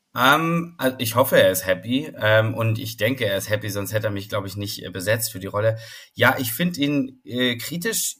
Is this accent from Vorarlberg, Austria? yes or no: yes; Vorarlberg, Austria; now in Hamburg, Germany; ich bin in Vorarlberg aufgewachsen